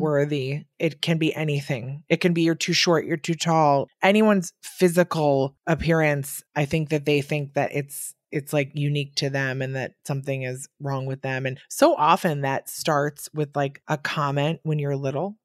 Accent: Wisconsin, United States; now in New York, United States; I'm from Wisconsin and I'm here in New York

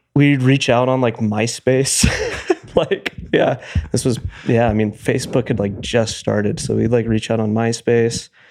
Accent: Truckee, California, United States; We grew up in Truckee, California

